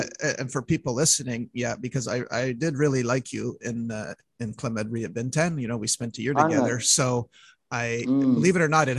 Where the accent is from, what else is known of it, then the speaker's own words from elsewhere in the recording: Montreal, Quebec, Canada; I think you knew I was from Montreal, right?